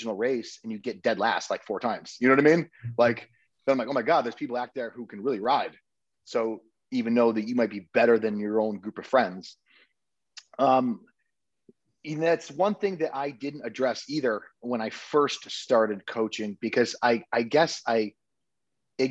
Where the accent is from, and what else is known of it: Connecticut, United States; now in Texas, United States